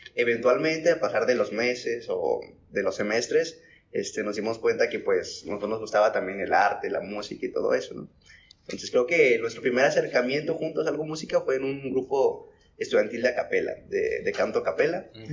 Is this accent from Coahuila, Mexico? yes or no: yes; Piedras Negras, Coahuila, Mexico; soy de Piedras Negras, Coahuila